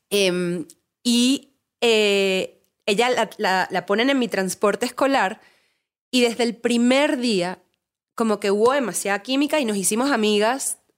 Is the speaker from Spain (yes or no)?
no; Venezuela; moved away; vengo de Venezuela y tuve que salir de Venezuela tipo por eso.